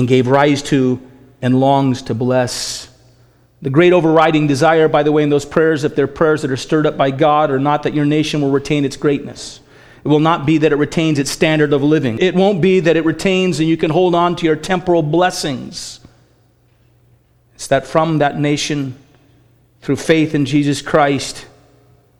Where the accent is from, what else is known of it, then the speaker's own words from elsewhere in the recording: United States; moved away as an adult; also born or lived in Canada; I was from America